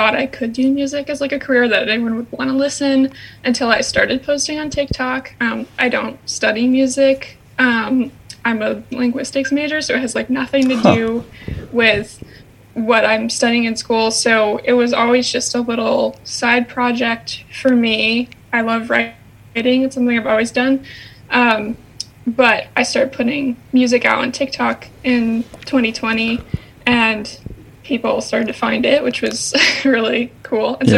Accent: Vermont, United States; also born or lived in Boston; I'm from Vermont, so I'm in my childhood home

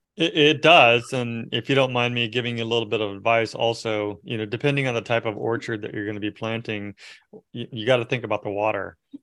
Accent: Merced, California, United States; I grew up in Merced area where, uh, it's, it's, which is Central Valley

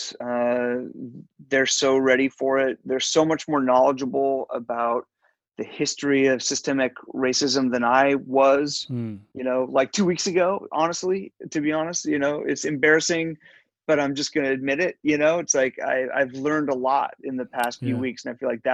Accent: Eugene, Oregon, United States; my white kid experience growing up in Eugene, Oregon.

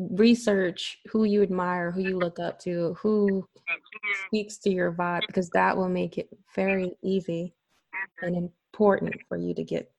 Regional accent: Brooklyn, New York, United States; I actually was born and raised in Brooklyn.

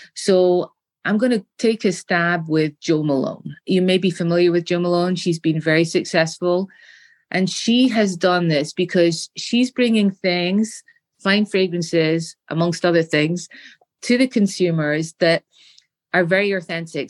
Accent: Scotland, United Kingdom; As a little girl, growing up in Scotland, in the United Kingdom, we have very nice gardens with beautiful flowers

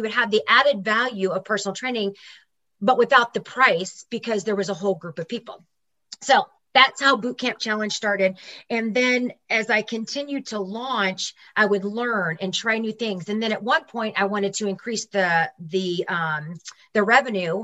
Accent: St. Louis, Missouri, United States; moved back to St. Louis, Missouri, which is my hometown

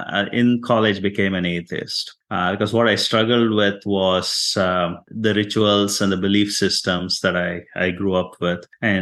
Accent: India; English is a second language; moved away as an adult; also born or lived in Houston, United States; now in United States; I am from India, an immigrant to the United States.

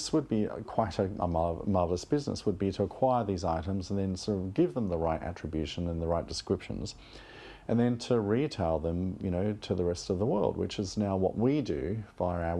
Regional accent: Australia; moved away as an adult; now in London, United Kingdom; I grew up in Australia

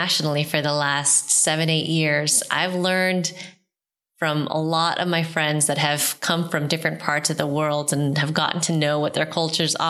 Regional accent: United States; being a daughter of immigrants in the U.S.

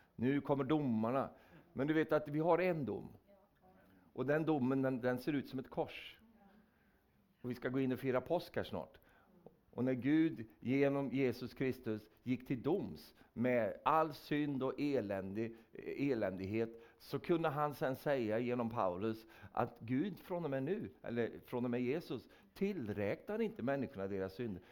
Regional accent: Sweden; jag är en vänlig svensk

